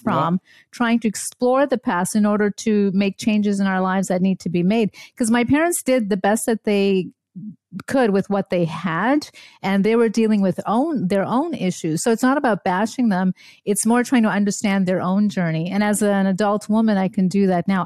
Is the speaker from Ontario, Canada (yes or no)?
no; Montreal, Quebec, Canada; born or raised there; also born or lived in India / Germany / upstate New York; now in Brookfield, Wisconsin, United States